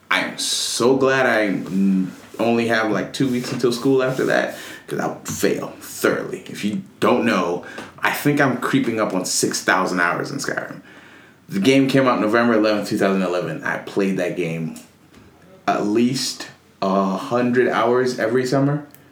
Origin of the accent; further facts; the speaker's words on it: Nigeria; I'm Nigerian.